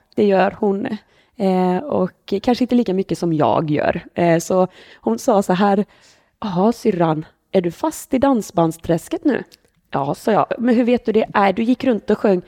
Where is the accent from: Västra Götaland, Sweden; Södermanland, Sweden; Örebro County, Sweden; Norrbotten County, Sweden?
Västra Götaland, Sweden; Borås; moved away as an adult; now in Jönköping, Sweden; Jag är född på Borås BB, eh, bodde här i 30 år